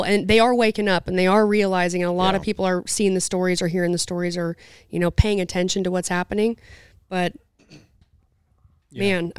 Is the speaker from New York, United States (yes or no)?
no; Utah, United States; And I grew up in Southern Utah, so it's not a city.